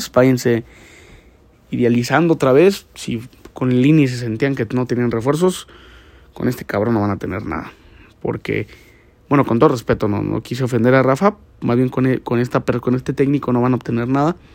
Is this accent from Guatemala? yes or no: no; Mexico; yo sí lo voy a festejar con huevos sea quien lo anote, güey, porque pues, soy mexicano, güey.